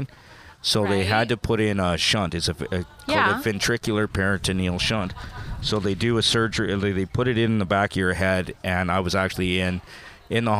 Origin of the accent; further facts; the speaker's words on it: Taber, Alberta, Canada; now in Edmonton, Canada; I grew up in Tabor, Alberta.